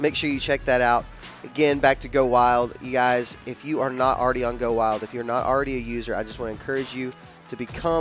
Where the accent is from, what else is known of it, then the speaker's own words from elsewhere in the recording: Texas, United States; I grew up in Texas